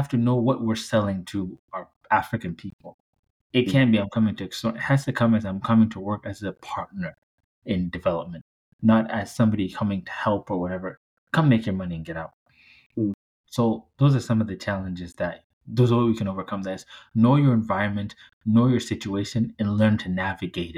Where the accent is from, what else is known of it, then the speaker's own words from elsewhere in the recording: South Sudan; South Sudan, my home country